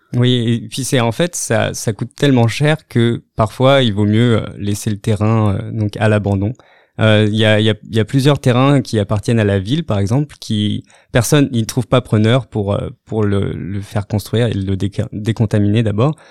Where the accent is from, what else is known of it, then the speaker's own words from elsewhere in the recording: France; moved away as an adult; also born or lived in Rennes / Australia; now in Montreal, Canada; Je viens donc de, la, France, où j'ai commencé mes études en biologie végétale